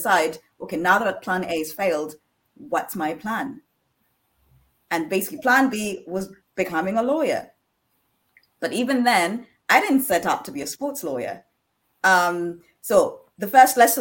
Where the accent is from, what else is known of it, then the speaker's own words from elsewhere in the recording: Uganda; I'm originally from Uganda